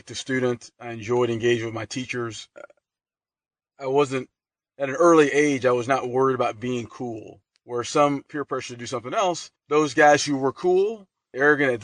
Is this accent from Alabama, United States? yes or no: no; Lufkin, Texas, United States; moved away as an adult; I grew up in Lufkin, Texas, small town in East Texas, north of Houston, approximately 35,000 people